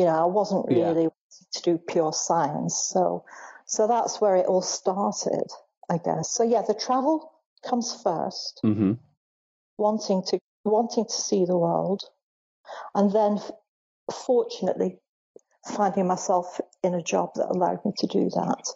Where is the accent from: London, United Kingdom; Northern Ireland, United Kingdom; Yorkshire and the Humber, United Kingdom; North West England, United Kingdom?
North West England, United Kingdom; Bolton; I grew up in Bolton